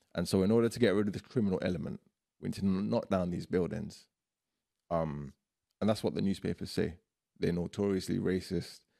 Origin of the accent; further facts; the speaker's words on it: London, United Kingdom; also born or lived in Iraq; growing up in Ends